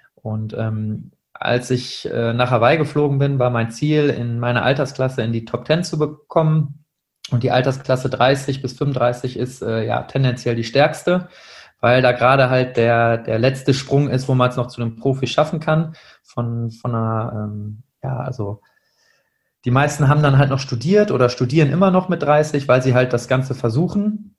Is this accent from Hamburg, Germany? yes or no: no; Münster, North Rhine-Westphalia, Germany; moved away as an adult; now in Duisburg, Germany; ich komme ursprünglich aus Münster, äh, bin dort aufgewachsen bis zum Abitur